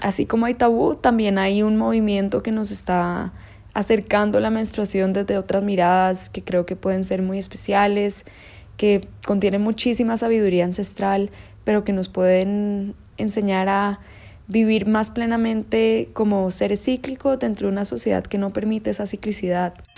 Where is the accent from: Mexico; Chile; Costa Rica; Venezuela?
Costa Rica; now in Bogotá, Colombia; soy de Costa Rica y vivo en Bogotá